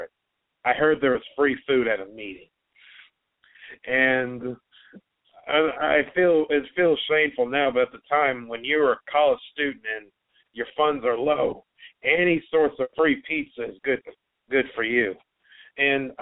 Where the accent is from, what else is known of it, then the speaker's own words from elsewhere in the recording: Kansas City, Missouri, United States; I'm pretty much born and raised in Kansas City, most of its surrounding areas